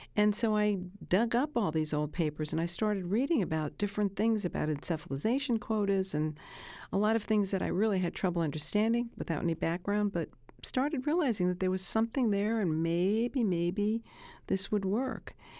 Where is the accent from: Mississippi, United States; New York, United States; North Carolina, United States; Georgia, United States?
New York, United States; Brooklyn; I grew up in Brooklyn